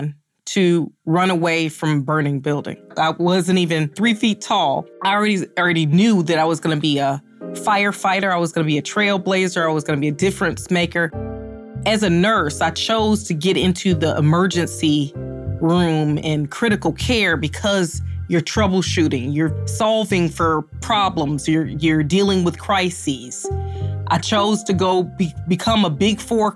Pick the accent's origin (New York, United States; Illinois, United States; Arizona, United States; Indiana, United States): Illinois, United States; Chicago; moved away as an adult; now in Cleveland, United States; I'm born and raised in Chicago